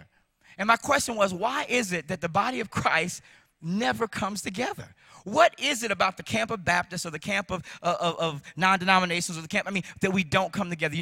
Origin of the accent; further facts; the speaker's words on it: Chicago, Illinois, United States; I grew up in Chicago